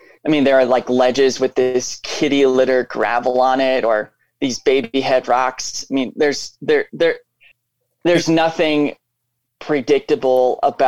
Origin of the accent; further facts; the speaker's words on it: Seattle, Washington, United States; moved away as an adult; also born or lived in Montana; I grew up in the Seattle area